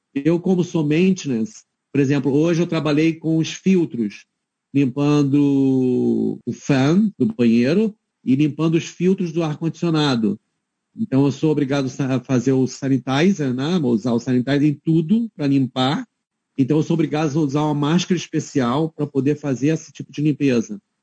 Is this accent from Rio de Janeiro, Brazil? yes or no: yes; Rio de Janeiro, Brazil; moved away as an adult; also born or lived in Queenstown, New Zealand; now in Hamilton, New Zealand; eu sou carioca